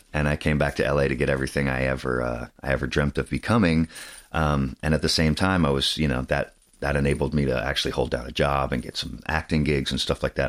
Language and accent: English; Saratoga, California, United States; I grew up in Saratoga, which is covered in redwood trees